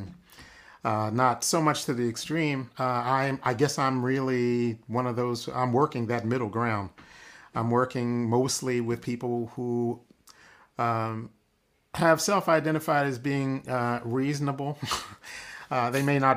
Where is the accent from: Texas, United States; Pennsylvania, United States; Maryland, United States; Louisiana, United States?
Pennsylvania, United States; Philadelphia; The Black community that I grew up in Philadelphia early on